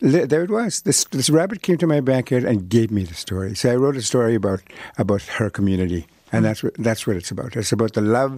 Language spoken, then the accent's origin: English; Canada; first language Cree; English is a second language; I grew up in Cree and other native languages